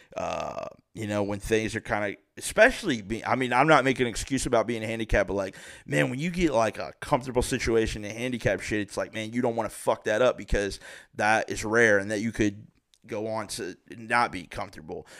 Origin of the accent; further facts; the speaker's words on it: Springboro, Ohio, United States; I'm from Springboro, Ohio, eleven twenty Center Spring